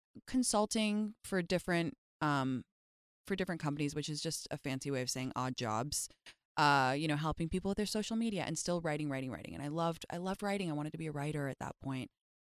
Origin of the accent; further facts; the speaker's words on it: London, United Kingdom; moved away as an adult; now in United States; I was raised in England, yeah. I moved when I was like 6 months old to London, and I lived there until I was 19 when I moved to America to go to Stanford.